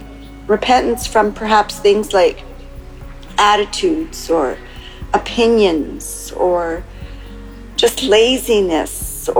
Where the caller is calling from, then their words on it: Canada; from Canada calling, except I'm calling in from Mexico.